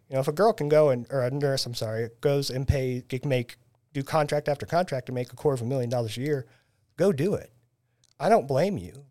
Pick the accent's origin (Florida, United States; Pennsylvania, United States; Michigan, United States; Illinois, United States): Illinois, United States; Taylorville; moved away as an adult; now in Springfield, United States; I was born and raised in Taylorville